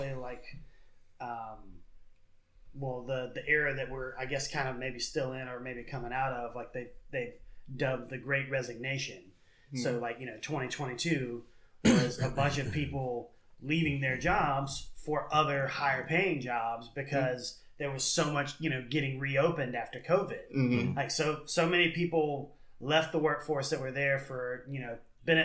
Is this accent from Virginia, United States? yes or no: yes; Virginia, United States; I'm from Virginia.